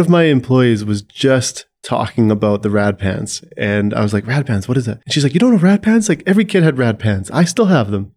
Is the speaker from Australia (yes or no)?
no; Saskatchewan, Canada; I grew up in Saskatchewan